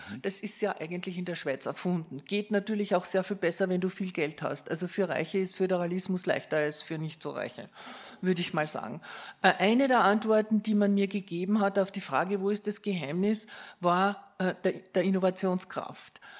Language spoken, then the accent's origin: German; Austria; ich komme aus Österreich, aus dem Nachbarland